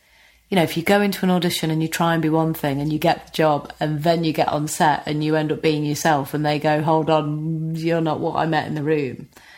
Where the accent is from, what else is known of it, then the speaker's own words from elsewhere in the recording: Notts, East Midlands, United Kingdom; accent: Notts; I'd try and change my accent slightly, you know, make it less knots